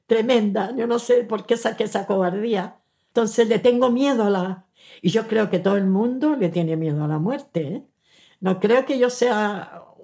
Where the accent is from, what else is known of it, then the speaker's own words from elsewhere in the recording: Chile; moved away as an adult; now in Spain; Nací el 2 de marzo de 1925 en Chile y soy la abuelita